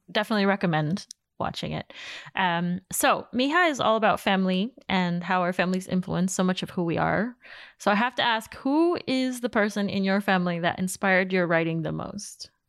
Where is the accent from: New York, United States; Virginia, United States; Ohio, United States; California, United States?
New York, United States; New York City; I grew up in Queens